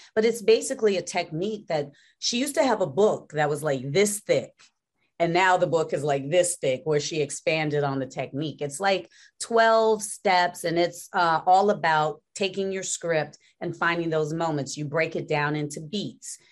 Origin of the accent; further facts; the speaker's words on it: Gary, Indiana, United States; moved away as an adult; people from Gary, Indiana, we are from a place